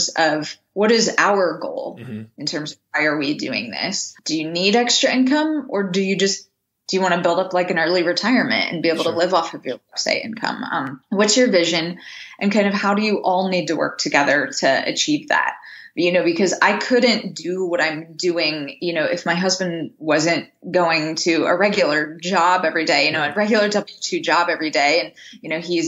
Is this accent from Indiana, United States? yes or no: yes; Indiana, United States; now in New England, United States; where I live versus where I grew up in Indiana